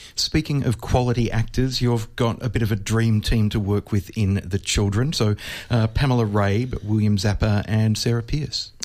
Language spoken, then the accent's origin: English; Australia; for me as an Australian, where we basically don't have nuclear power stations